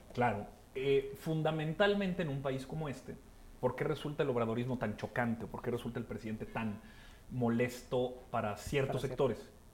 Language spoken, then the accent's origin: Spanish; Torreón, Coahuila, Mexico; soy lagunero como mi camarada Muela, yo soy de Torreón